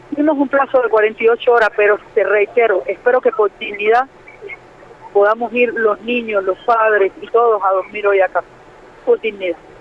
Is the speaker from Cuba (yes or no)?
yes; Cuba; moved away as an adult; now in Mexico; me crié en Cuba